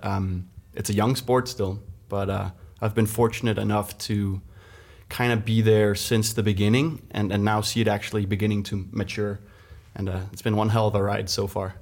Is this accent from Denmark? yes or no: yes; Denmark; me as a young kid growing up in Denmark